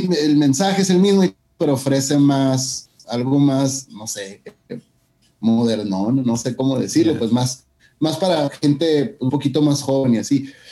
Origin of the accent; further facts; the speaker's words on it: Mexicali, Baja California, Mexico; moved away as an adult; also born or lived in Calexico; now in San Antonio, United States; Como decimos en Mexicali, mi tierra, chilo.